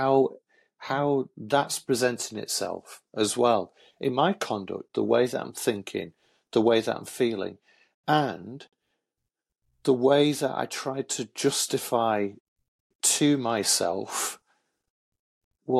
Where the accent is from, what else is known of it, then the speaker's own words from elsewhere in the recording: Hull, Yorkshire and the Humber, United Kingdom; also born or lived in Manchester; my dad remarried, and we moved from Manchester to Hull, where my dad and my stepmom and my full brother and my half-brother still reside